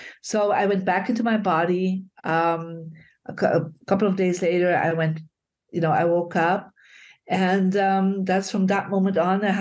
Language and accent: English; Belgium; when I was 15, I grew up in Belgium.